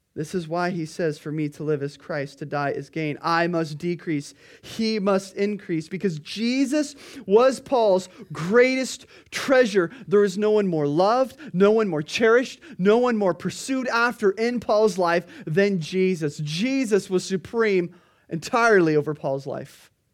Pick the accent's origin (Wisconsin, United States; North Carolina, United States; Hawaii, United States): Hawaii, United States; Kona; we're from Kona